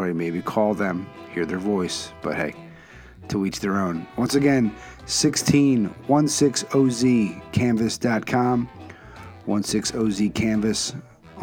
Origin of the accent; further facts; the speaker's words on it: Philadelphia, Pennsylvania, United States; my hometown, Philadelphia